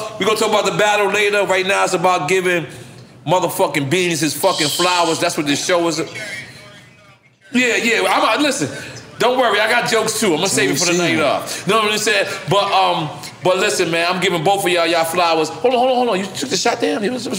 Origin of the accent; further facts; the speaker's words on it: Philadelphia, Pennsylvania, United States; Listen, I'm from Philadelphia niggas together.